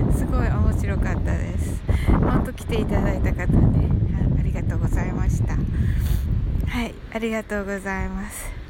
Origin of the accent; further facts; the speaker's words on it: Kyushu, Japan; 私九州人なんでね